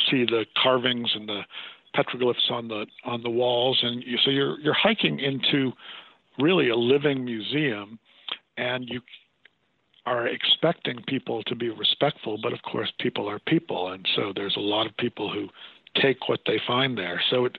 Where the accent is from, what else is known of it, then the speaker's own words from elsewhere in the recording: Massachusetts, United States; moved away; I grew up in Massachusetts